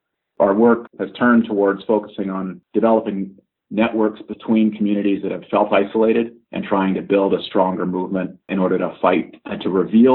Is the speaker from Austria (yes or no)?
no; Vancouver, British Columbia, Canada; I've lived in the Vancouver area for my whole life